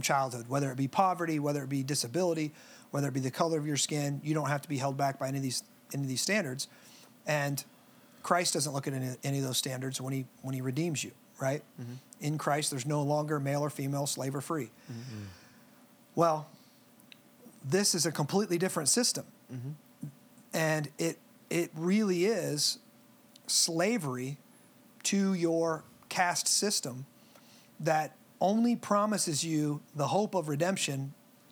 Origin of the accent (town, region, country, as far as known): United States